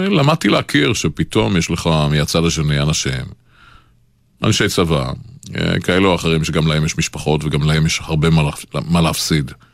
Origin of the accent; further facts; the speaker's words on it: Israel; אנחנו הצברים